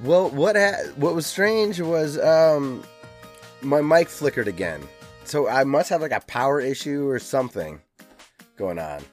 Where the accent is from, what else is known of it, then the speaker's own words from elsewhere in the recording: United States; an American